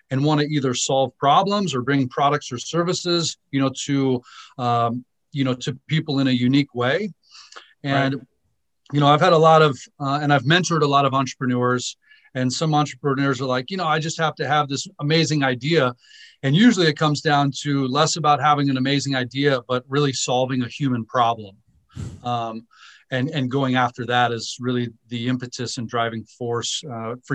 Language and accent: English; Southern California, United States; also born or lived in Naples, Italy / New York / Seoul, South Korea; we landed in Southern California, and most of my upbringing was in Southern California